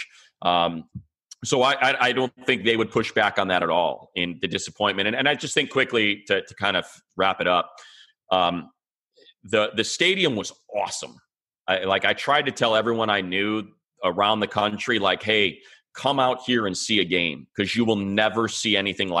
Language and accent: English; Chicago, Illinois, United States; now in Los Angeles, United States; I'm from Chicago